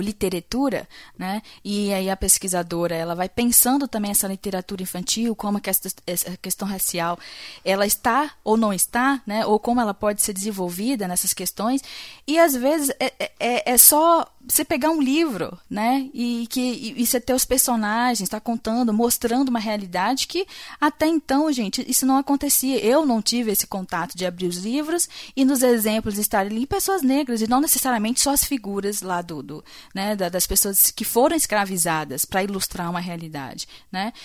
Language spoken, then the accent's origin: Portuguese; Brazil; como brasileiro